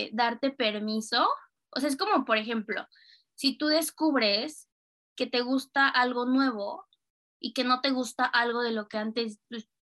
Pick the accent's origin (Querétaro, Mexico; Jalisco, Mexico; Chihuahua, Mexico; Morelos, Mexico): Morelos, Mexico; Cuernavaca; also born or lived in Mexico City, Mexico / Germany; Y ya vivía sola en Ciudad de México, pero iba los, los fines a Cuernavaca, que es de donde yo soy, a ver a mi familia